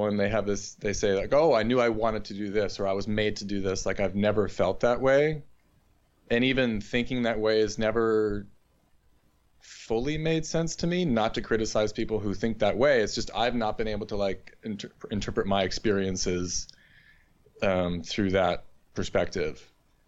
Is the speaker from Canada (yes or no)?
no; Northeast, United States; moved away as an adult; also born or lived in Bloomington, Indiana; now in Hanover, United States; I'm from the Northeast